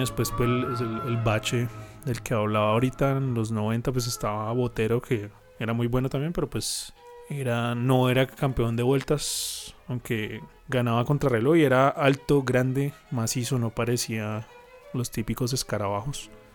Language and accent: Spanish; Colombia; nuestras montañas